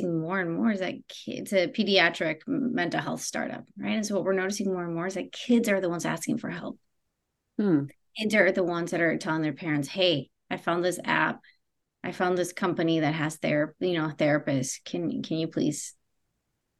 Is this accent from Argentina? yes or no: yes; Argentina; I'm also from Argentina